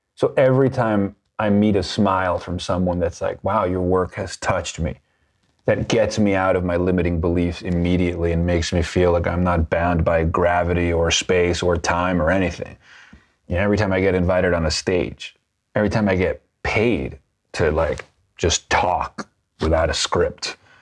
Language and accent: English; Venezuela; growing up in Venezuela and being part of a wealthy family in Venezuela